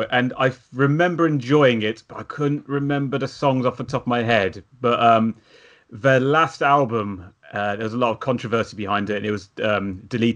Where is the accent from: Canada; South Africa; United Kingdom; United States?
United Kingdom; as Brits